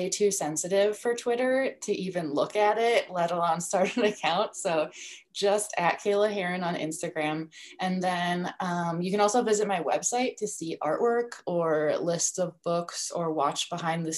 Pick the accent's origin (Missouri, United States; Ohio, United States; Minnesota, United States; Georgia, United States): Minnesota, United States; St. Paul; also born or lived in New York City; I'm from St. Paul, but I really live south in like a country type suburb of St. Paul